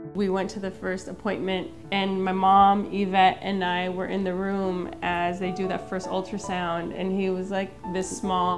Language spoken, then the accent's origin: English; Stockton, California, United States; I grew up in Stockton, California